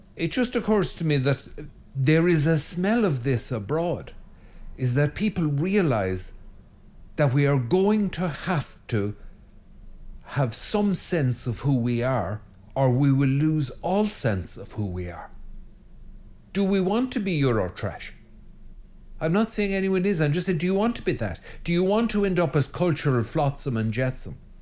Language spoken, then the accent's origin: English; Ireland; I'm an Irishman